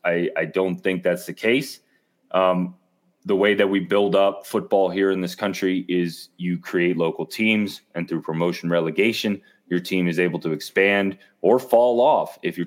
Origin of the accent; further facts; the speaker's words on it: Emerald Isle, North Carolina, United States; now in El Paso, United States; I grew up in Emerald Isle, North Carolina, like 4 or 5 hours away from Charlotte.